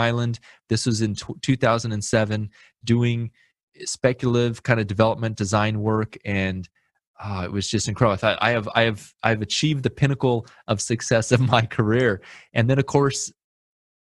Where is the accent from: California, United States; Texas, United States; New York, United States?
California, United States; Lemoore; moved away as an adult; also born or lived in Panama / Houston; now in Fresno, United States; I was raised in Lemoore, California